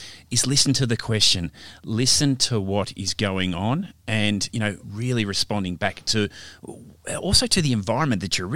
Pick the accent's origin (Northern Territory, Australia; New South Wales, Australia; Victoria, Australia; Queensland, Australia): Victoria, Australia; Melbourne; now in Perth, Australia; I'm originally from Melbourne